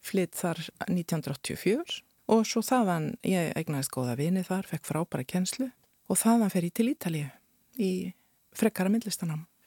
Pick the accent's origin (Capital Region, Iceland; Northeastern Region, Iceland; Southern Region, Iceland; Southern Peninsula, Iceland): Northeastern Region, Iceland; Akureyri; moved away as an adult; also born or lived in Rome, Italy / Florence, Italy; now in Reykjavík, Iceland; sem krakki á Akureyri